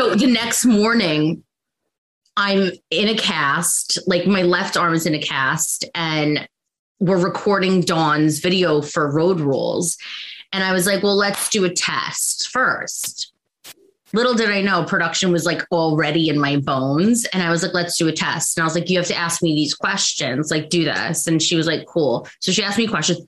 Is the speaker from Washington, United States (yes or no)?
no; New York, United States; also born or lived in Long Island, New York; born in New York, raised, then moved to Long Island